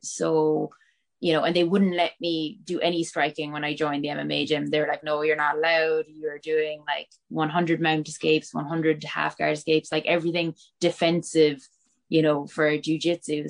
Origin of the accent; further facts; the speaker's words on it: Bantry, Munster, Ireland; moved away as an adult; also born or lived in Cork; now in Dublin, Ireland; I grew up in Bantry